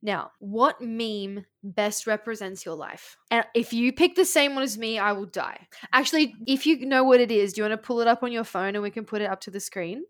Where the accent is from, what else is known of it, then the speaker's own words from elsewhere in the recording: Australia; We're Australian.